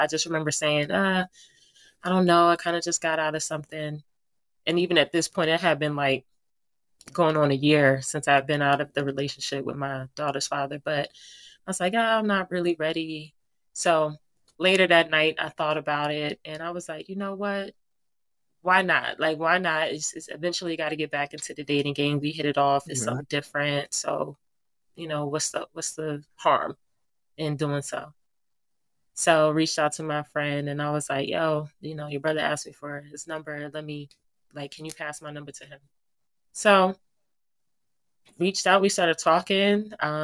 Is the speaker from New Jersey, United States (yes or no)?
yes; New Jersey, United States; moved away as an adult; now in Virginia, United States; a native of New Jersey, that's my hometown